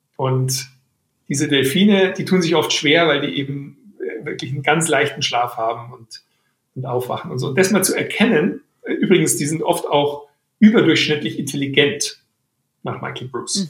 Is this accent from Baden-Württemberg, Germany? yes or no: no; Weilheim, Bavaria, Germany; aus Weilheim, aus meiner Heimatstadt